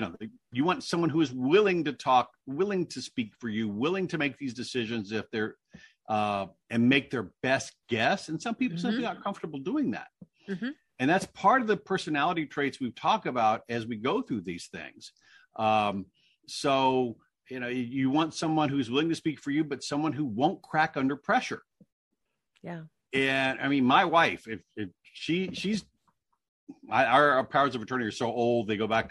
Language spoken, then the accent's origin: English; Indiana, United States; moved away; in Indiana where I grew up